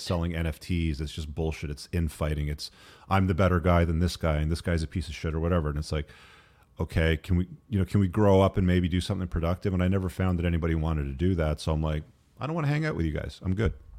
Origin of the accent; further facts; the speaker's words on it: England, United Kingdom; I was born in England